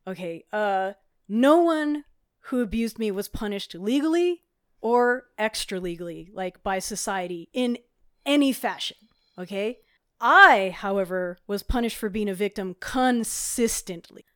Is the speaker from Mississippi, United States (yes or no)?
no; Hawaii, United States; now in Colorado, United States; I grew up in Hawaii, which had different laws at the time